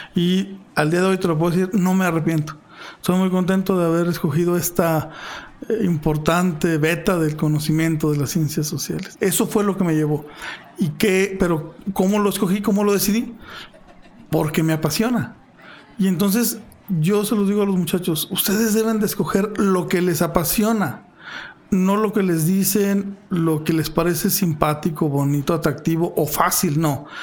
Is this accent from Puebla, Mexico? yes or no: no; Fresnillo, Zacatecas, Mexico; yo nací en Fresnillo, viví en Fresnillo hasta los 20 años